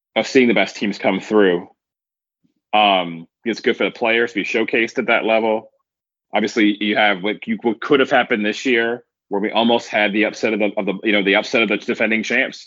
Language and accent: English; United States; I'm an American